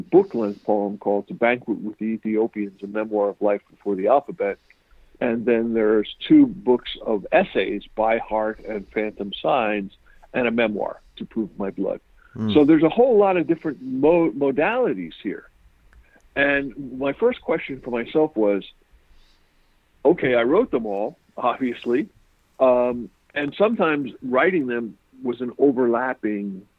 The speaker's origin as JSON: {"language": "English", "town": "New York City", "region": "New York", "country": "United States", "tie": "born or raised there", "also_born_or_lived": "Zaire", "said": "I grew up in Queens, New York"}